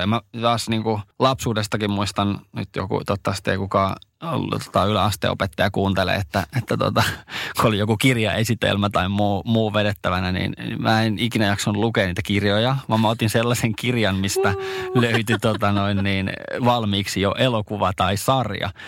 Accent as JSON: {"language": "Finnish", "region": "Ostrobothnia", "country": "Finland"}